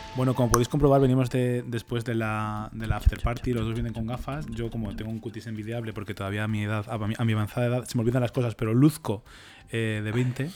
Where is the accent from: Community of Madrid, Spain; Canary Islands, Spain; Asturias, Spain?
Community of Madrid, Spain; Leganés; yo soy de Leganés